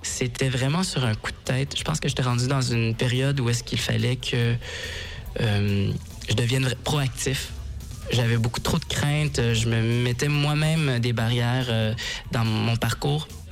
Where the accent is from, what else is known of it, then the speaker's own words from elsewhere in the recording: Montreal, Quebec, Canada; moi, je viens de Montréal